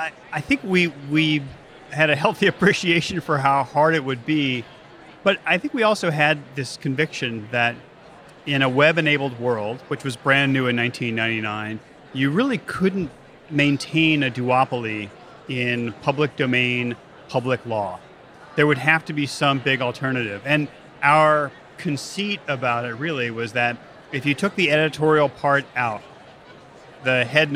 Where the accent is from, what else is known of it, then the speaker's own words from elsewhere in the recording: Louisiana, United States; Like a million times growing up in Louisiana, I almost blew myself up with fireworks and car chases.